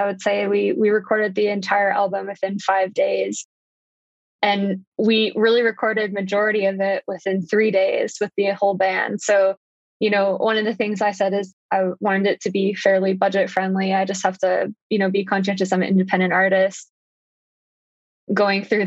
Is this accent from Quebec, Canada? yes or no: no; Ontario, Canada; I grew up in Ontario